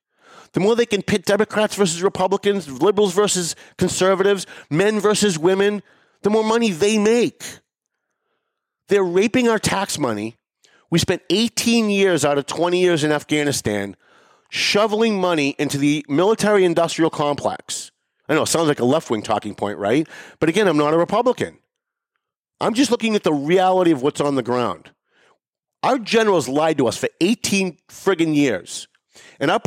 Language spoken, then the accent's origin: English; United States